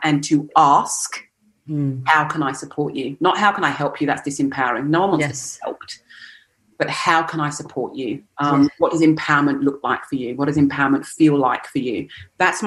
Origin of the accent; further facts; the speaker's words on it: England, United Kingdom; moved away as an adult; now in Australia; growing up in England